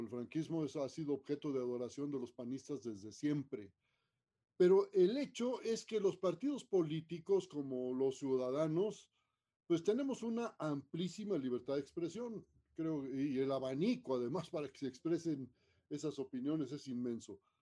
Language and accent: Spanish; Mexico; país en el que vivimos, en el que nacimos